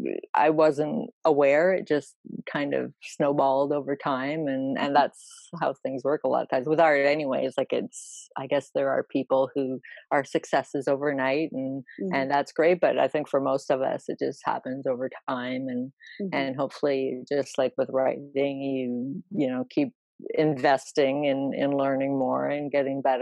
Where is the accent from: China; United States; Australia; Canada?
Canada; because I'm Canadian, our big race is the Queen's Plate